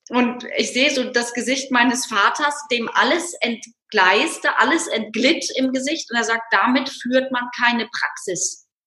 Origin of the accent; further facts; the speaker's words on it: North Rhine-Westphalia, Germany; aufgewachsen im Rheinland. Äh, wenn jetzt Kölner zuhören, dann kriegen die die Krise in Düsseldorf, aber im Süden von Düsseldorf und damit irgendwie ja im Norden von Köln.